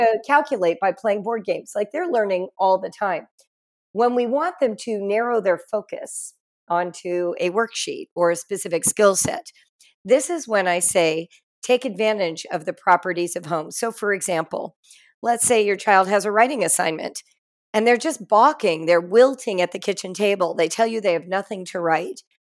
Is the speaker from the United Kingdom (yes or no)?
no; Los Angeles, California, United States; moved away as an adult; also born or lived in Morocco; I grew up in Los Angeles, California